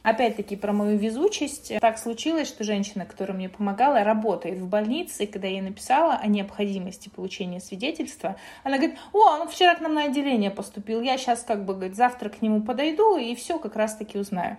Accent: Kazakhstan; also born or lived in Russia; now in Spain; я родилась в Казахстане

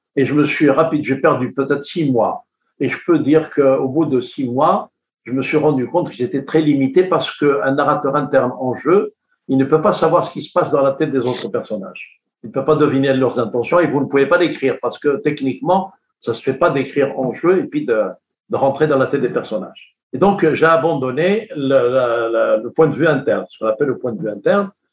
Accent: Kabylie, Algeria; moi, je suis de la Kabylie

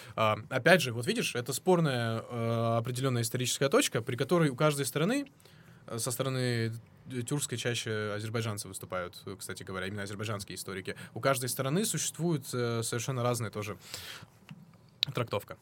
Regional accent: North Caucasus, Russia

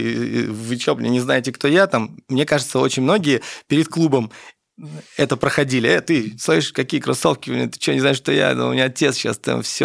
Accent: Tashkent, Uzbekistan; я родился в Узбекистане, в Ташкенте

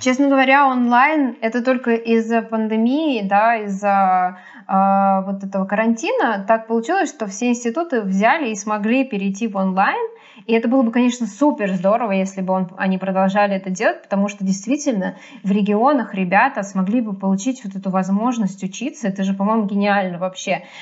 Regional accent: Sergiev Posad, Moscow Oblast, Russia; я из Сергиева Посада, и мне ездить 70 километров на электричке

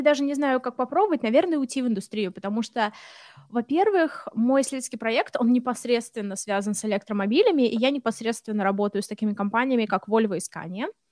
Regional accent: Russia; moved away as an adult; also born or lived in Samara; now in Sweden; я из России

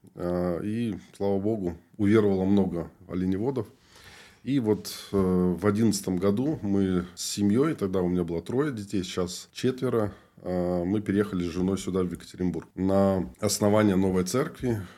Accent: Moldova; moved away as an adult; also born or lived in Chukotka; now in Yekaterinburg, Russia; я вообще родом из Молдовы, родился там, и когда мне было 20 лет, я уехал на миссию

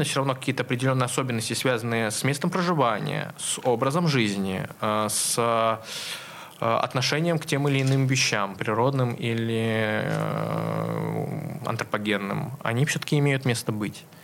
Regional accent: Nizhnyaya Luga, Leningrad Oblast, Russia; я родом с Нижней Луги

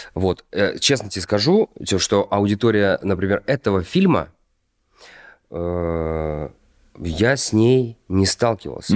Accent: Kostroma, Kostroma Oblast, Russia; moved away; Я из Костромы. Вот. Я жил в рабочем районе.

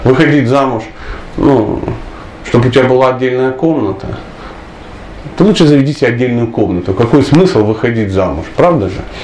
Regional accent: Dnipro, Dnipropetrovsk Oblast, Ukraine; я вообще человек южный, скажем так, я из Днепропетровска

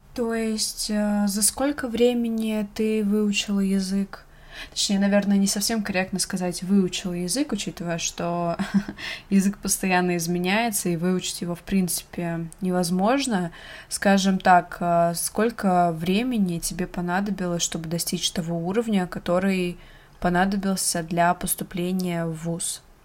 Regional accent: Russia; я из России

